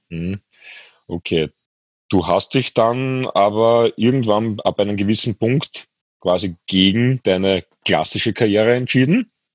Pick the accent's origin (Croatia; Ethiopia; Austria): Austria; bei uns in Österreich